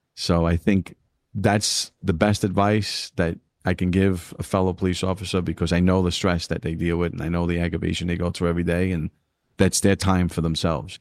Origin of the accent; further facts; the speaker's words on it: New York City, New York, United States; growing up in East New York, Brooklyn